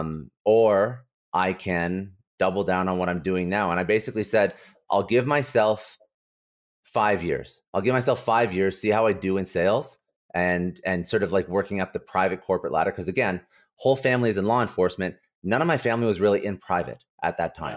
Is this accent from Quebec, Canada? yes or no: no; Ottawa, Ontario, Canada; now in Toronto, Canada; I was basically born and raised in Ottawa